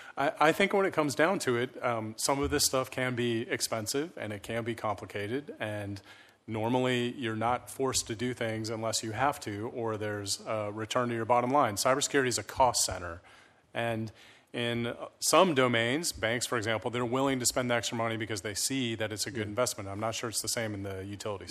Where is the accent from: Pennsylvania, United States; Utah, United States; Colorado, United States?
Colorado, United States; Colorado Springs; also born or lived in Breckenridge, Colorado; now in Cambridge, United States; I was born and raised in Colorado